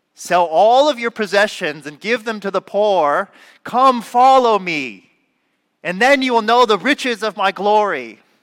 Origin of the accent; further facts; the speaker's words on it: Southern California, United States; I'm from California, Southern California